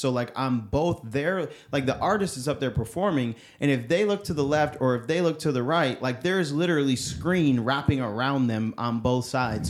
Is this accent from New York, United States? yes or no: yes; upstate New York, United States; moved away; I am originally from New York. I'm from upstate New York. I'm not from New York City